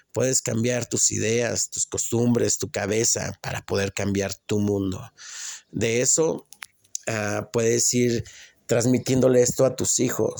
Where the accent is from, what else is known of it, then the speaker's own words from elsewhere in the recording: Mexico; moved away; also born or lived in Atlanta, Georgia, United States; soy mexicano